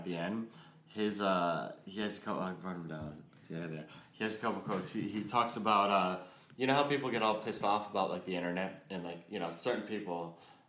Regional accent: United States; as an American film consumer

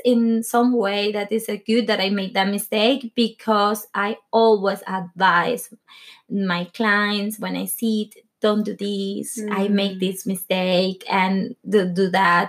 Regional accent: Venezuela; English is a second language; moved away as an adult; also born or lived in London / Spain; now in Norway; I grew up in Venezuela

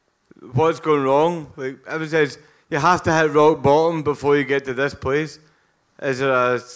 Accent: west coast of Scotland, United Kingdom; Different place in Scotland. the west coast of Scotland.

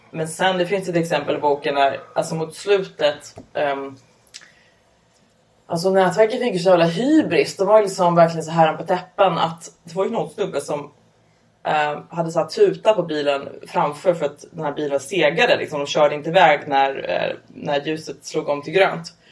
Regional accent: Upplands Väsby, Stockholm County, Sweden; Nej jag kommer från Upplands Väsby. Det är typ ja. motsvarigheten fast norrort.

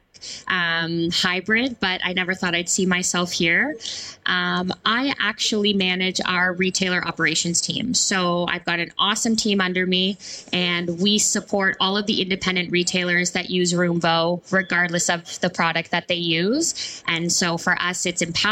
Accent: Canada; I'm Canadian

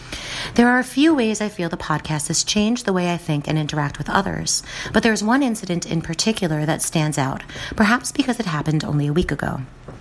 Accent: New Jersey, United States; because I'm from New Jersey, which means I can yell and get loud

